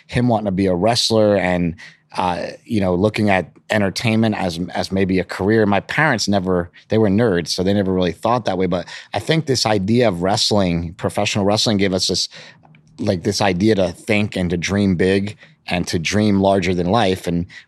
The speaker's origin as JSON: {"language": "English", "town": "Poughkeepsie", "region": "New York", "country": "United States", "tie": "born or raised there", "said": "We grew up in Poughkeepsie, New York. We were from upstate New York."}